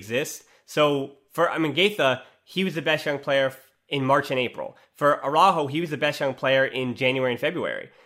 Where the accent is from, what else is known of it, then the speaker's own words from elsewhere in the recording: United States; as an American